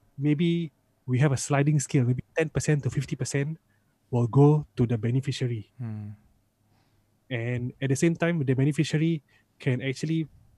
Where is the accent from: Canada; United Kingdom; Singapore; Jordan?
Singapore; me as a Singaporean